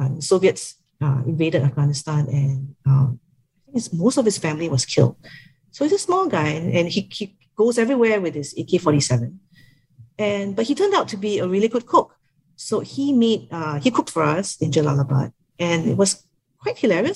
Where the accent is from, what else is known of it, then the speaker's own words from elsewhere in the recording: Singapore; oh, Singapore